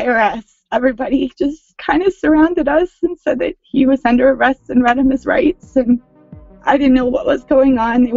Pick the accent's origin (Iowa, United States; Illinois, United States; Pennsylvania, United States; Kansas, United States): Pennsylvania, United States; York; now in New York, United States; I'm originally from York, Pennsylvania, but have lived in New York for 13 years